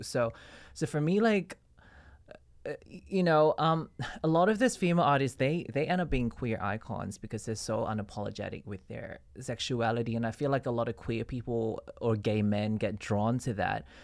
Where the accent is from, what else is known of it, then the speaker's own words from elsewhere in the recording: Ipoh, Perak, Malaysia; moved away as an adult; also born or lived in Sydney, Australia; now in Australia; I grew up in Malaysia in a small town called Ipoh